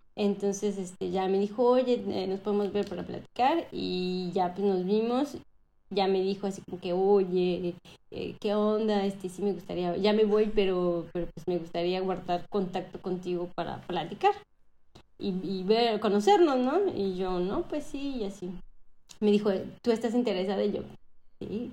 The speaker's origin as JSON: {"language": "Spanish", "town": "Cancún", "region": "Quintana Roo", "country": "Mexico", "tie": "born or raised there", "also_born_or_lived": "Mexico City", "moved": "as an adult", "lives_now": "France", "said": "soy mexicana y eh, nací en la Ciudad de México, pero me fui a vivir a, mm, a Cancún cuando tenía 11 años, entonces para mí yo soy cancunense"}